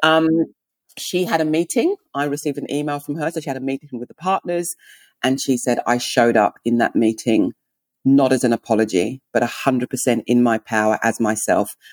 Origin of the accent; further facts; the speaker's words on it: England, United Kingdom; accent: English; also born or lived in Nigeria (heritage); now in Melbourne, Australia; I'm English